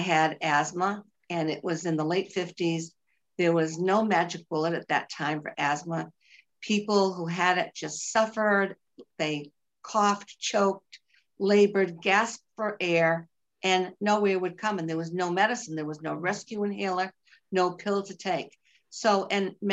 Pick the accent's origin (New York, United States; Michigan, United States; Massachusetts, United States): Massachusetts, United States; Boston; accent: Bostonian; now in Virginia, United States; I am from Massachusetts, but I live in Virginia, but nobody could miss my Bostonian accent.